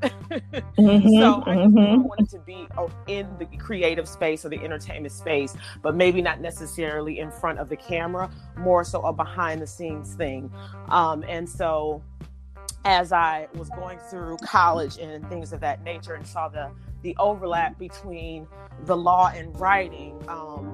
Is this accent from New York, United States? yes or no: no; Detroit, Michigan, United States; I am originally from Detroit, Michigan